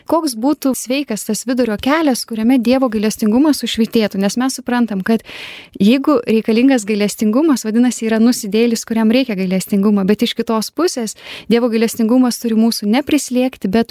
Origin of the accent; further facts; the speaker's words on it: Lithuania; Mes kaip lietuviai